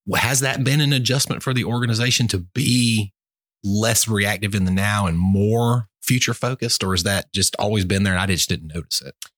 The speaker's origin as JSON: {"language": "English", "town": "Albany", "country": "United States", "tie": "born or raised there", "said": "I grew up in Albany"}